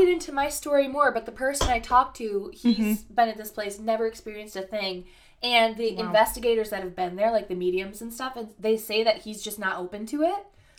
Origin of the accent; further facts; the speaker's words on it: West Michigan, United States; Local to us, we're from Michigan.